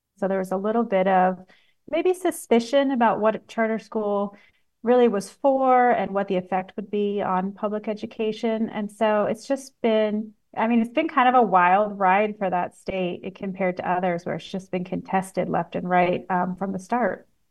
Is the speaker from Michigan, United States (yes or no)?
no; Washington, United States; I grew up in Washington State